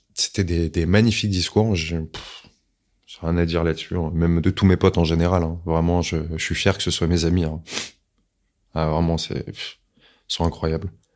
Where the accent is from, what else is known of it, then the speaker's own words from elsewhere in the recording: France; je suis de la deuxième génération de l'immigration, hein, clairement, mais bon, moi je suis français simplement